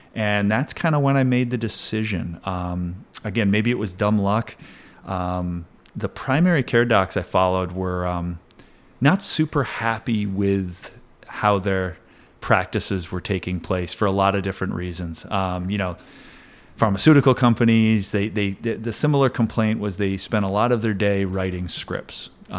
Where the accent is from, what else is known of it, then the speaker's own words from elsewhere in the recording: Plattsburgh, New York, United States; also born or lived in Saranac Lake / Elizabethtown; I'm a local guy. I was born in Saranac Lake, grew up in Elizabethtown till I was about 7, I think, and then moved to Plattsburgh. And I've been a city kid ever since.